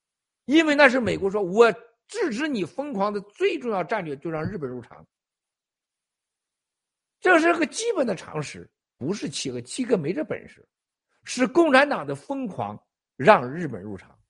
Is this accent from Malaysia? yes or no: no; China; 我告诉大家，所有人，我们中国人从过去七十年犯下了两个致命的错误。